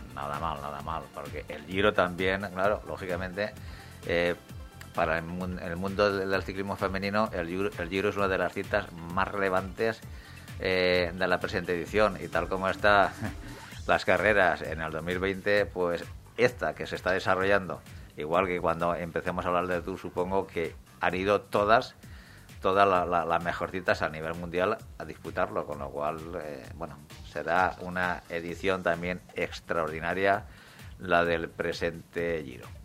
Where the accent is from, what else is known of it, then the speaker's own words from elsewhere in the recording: Valencian Community, Spain; nuestra comunidad valenciana